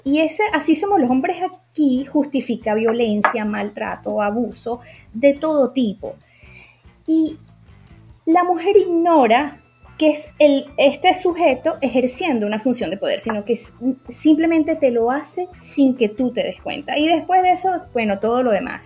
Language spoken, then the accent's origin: Spanish; Venezuela; soy médico psiquiatra venezolana y psicoterapeuta